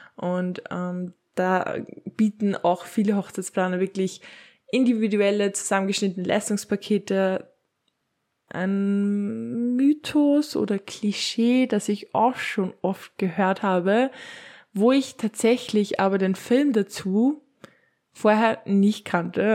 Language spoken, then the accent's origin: German; Upper Austria, Austria; bei uns in Oberösterreich